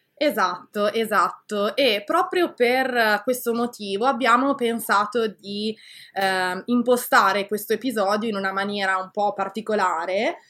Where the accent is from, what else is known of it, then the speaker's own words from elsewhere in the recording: Italy; now in Canada; sono molto orgogliosa, ecco, eh, di essere italiana.